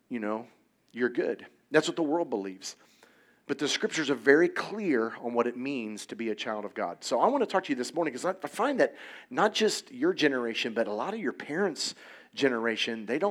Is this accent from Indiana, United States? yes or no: yes; Indiana, United States; I grew up in Indiana, it's a very, very conservative